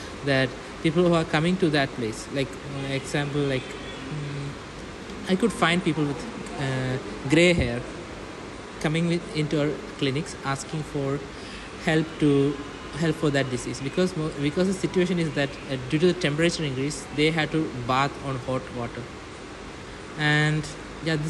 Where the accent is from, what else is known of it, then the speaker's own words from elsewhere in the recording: Kerala, India; I'm from Kerala, India